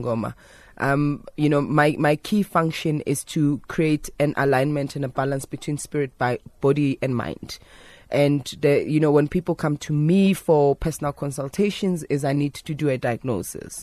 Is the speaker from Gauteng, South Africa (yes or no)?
yes; Johannesburg, Gauteng, South Africa; as a young woman growing up in Alexandra